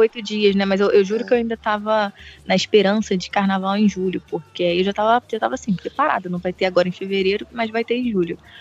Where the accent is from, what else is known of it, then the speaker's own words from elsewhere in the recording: Brazil; somos nós, brasileiros